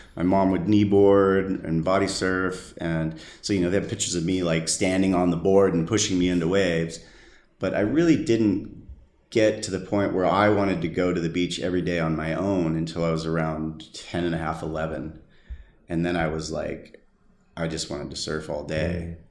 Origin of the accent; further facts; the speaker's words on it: San Diego, California, United States; Born and raised in San Diego, California